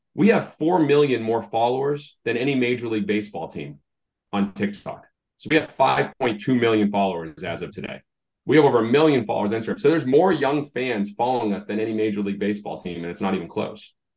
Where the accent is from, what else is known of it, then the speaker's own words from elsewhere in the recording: Massachusetts, United States; I grew up in Massachusetts